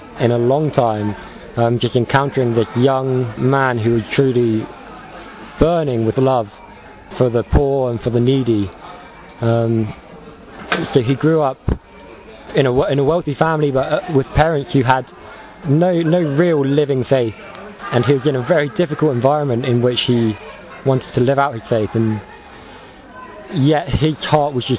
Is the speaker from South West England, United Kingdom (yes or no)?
yes; Wimborne, South West England, United Kingdom; I'm 25, I'm from Wimborne in England